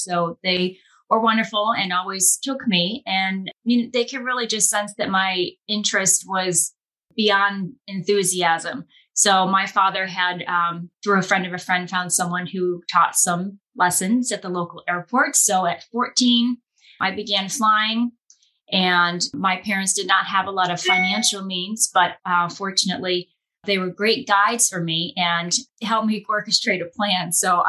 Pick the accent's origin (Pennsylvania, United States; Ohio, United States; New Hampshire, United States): Pennsylvania, United States; Scranton; I grew up in Scranton, Pennsylvania